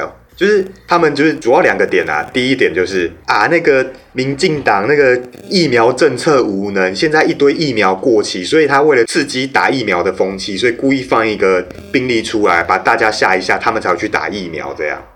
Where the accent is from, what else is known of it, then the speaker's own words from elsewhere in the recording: Taiwan; 哼，俺台湾人就惊死，嗯，无法动。